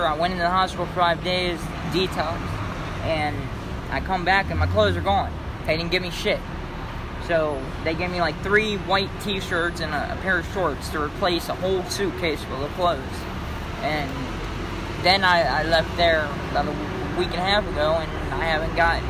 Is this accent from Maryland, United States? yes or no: yes; Oxon Hill, Maryland, United States; now in New York City, United States; Oxon Hill, Maryland.